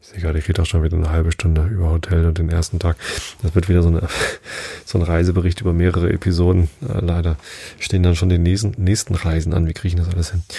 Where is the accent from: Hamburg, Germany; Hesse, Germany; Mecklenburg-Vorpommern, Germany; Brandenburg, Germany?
Hamburg, Germany; wir kommen aus Hamburg